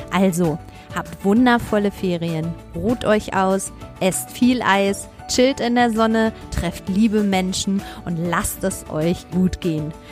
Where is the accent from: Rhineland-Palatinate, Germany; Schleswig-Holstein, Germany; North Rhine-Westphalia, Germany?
North Rhine-Westphalia, Germany; Mein Highlight war natürlich, viele Lehrerinnen und Lehrer aus meiner Heimat zu sprechen und über Fußball zu reden im wunderschönen